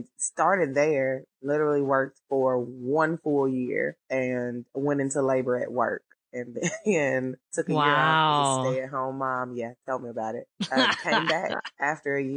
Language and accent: English; Memphis, Tennessee, United States; So I'm originally from Memphis, Tennessee. I graduated from high school there